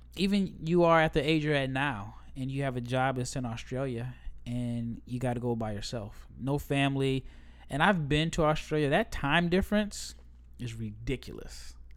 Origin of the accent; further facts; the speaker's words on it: United States; as an American